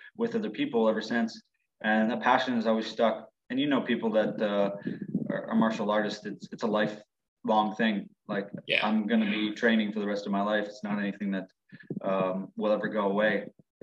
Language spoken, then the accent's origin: English; Ontario, Canada; I'm from Ontario.